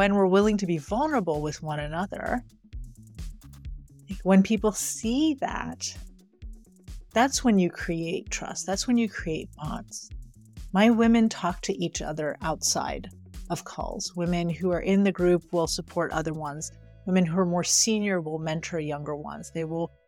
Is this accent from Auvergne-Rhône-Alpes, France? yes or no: no; right outside of Paris, Île-de-France, France; moved away; I grew up in France, right outside of Paris.